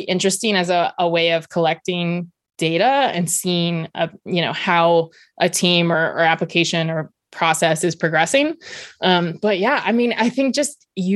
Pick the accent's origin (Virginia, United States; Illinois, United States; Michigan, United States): Virginia, United States; I grew up in Virginia and we were one of the last states to ban indoor smoking